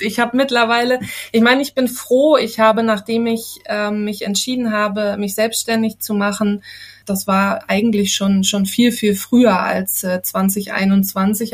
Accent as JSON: {"language": "German", "region": "Harz", "country": "Germany", "tie": "born or raised there", "moved": "as an adult", "lives_now": "Ridderkerk, Netherlands", "said": "ich bin in Deutschland geboren und aufgewachsen im äh, wunderschönen Harz"}